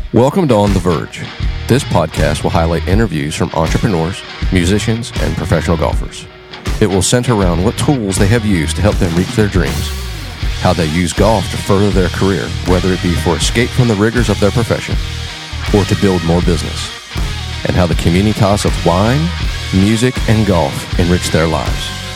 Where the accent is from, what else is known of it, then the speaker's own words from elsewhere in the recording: Pennsylvania, United States; I'm from Pennsylvania, so I'm a Penn Stater